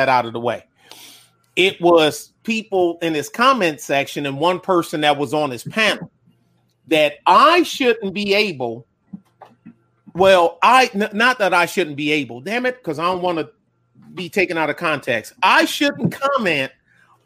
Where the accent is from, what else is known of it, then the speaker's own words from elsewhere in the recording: Detroit, Michigan, United States; moved away; also born or lived in Texas; I'm from Detroit's West Side